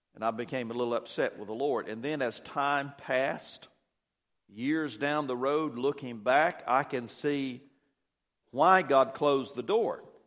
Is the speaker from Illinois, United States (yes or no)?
no; Douglas, Georgia, United States; I was born here in Douglas, and, uh, raised out between Douglas and Pearson on the county line out in the country, a little farm.